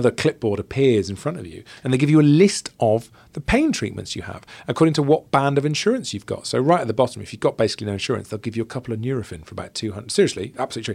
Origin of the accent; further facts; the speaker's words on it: South Wales, United Kingdom; growing up in South Wales